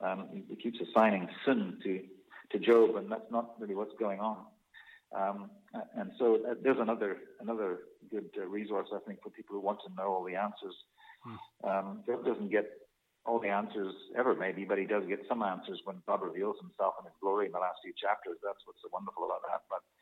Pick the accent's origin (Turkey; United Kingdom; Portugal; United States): United Kingdom; Scotland; We've almost been, depending on which culture you come from, I come from Scottish culture.